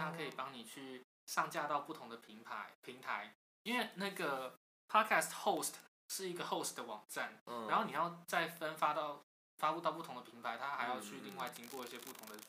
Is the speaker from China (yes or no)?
no; Banqiao, New Taipei, Taiwan; 我台北人。